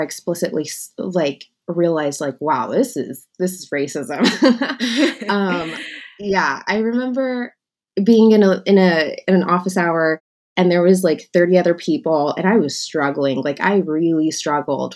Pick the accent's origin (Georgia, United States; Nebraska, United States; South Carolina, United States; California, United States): California, United States; San Diego; I am from San Diego, California. I grew up actually in a suburb